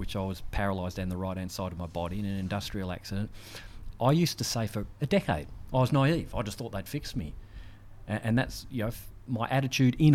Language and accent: English; Australia; being an Australian back then.